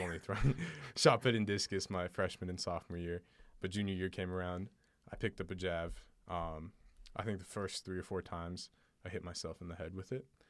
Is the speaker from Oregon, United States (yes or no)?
yes; Portland, Oregon, United States; I grew up in Portland, Oregon